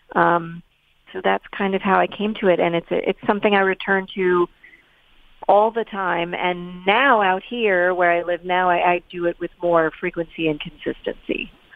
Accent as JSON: {"language": "English", "town": "New York City", "region": "New York", "country": "United States", "tie": "born or raised there", "also_born_or_lived": "East Hampton, New York", "said": "I grew up in in New York City, so that was very much buildings and pavement and all of that. But uh, subsequently, I moved to East Hampton, Long Island"}